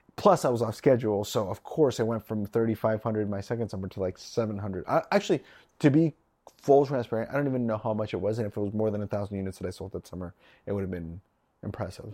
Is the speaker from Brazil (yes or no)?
no; Nebraska, United States; I'm from Nebraska.